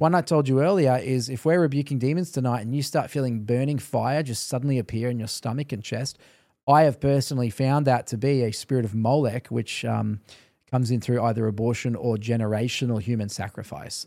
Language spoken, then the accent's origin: English; Australia; moved away; also born or lived in Canada; I think God sent me as an Australian to Canada